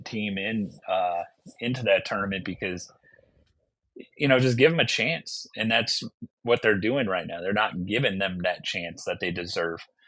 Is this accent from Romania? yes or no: no; Southern Minnesota, United States; moved away as an adult; now in Fairbanks, United States; I'm originally from Southern Minnesota